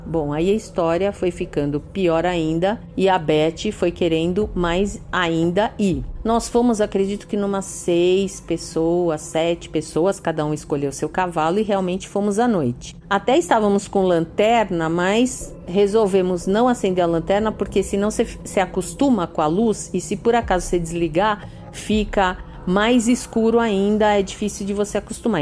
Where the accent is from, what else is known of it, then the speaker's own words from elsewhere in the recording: São Paulo, Brazil; sou de São Paulo